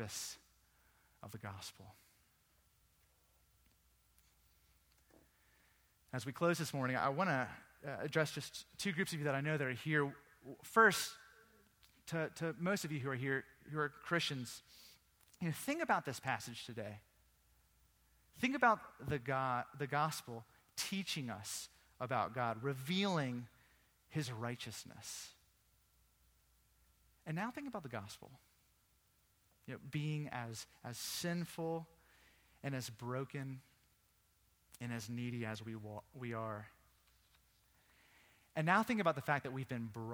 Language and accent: English; Virginia Beach, Virginia, United States; moved away; also born or lived in England; I grew up in Virginia Beach.